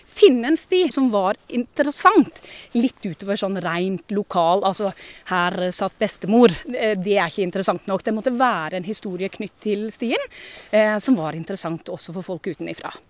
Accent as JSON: {"language": "Norwegian", "town": "Arendal", "region": "Agder", "country": "Norway", "tie": "born or raised there", "also_born_or_lived": "Stavanger", "said": "jeg er født og oppvokst i Arendal. Men en mor som er trønder og en far som er gudbrandsdølen, bodd 13 år i Stavanger og gift med en vesttelemarking, da sklir dialekta ut."}